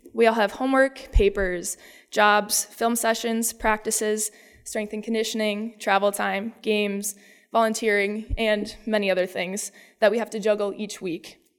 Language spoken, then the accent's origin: English; Dover-Eyota, Minnesota, United States; I am from Iota, Minnesota